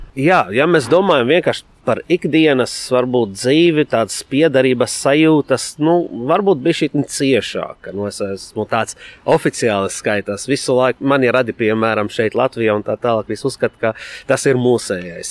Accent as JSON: {"language": "Latvian", "country": "Lebanon", "tie": "born or raised there", "second_language": "Latvian", "moved": "as an adult", "lives_now": "Latvia", "said": "Esmu dzimis Libānā, atbraucis sākotnēji mācīties"}